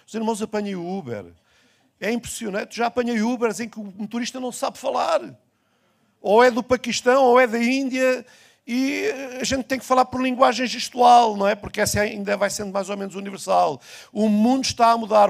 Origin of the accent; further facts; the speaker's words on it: Portugal; o mundo onde eu nasci, o Portugal onde eu cresci, já não existe mais